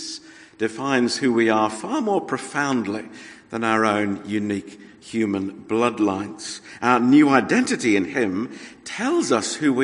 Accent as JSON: {"language": "English", "country": "Australia", "tie": "born or raised there", "moved": "yes", "said": "as an Australian"}